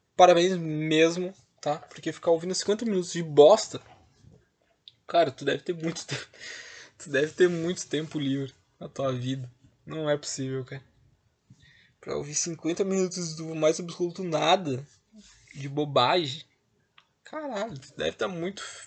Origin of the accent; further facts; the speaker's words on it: Rio Grande do Sul, Brazil; eu sou do Rio Grande do Sul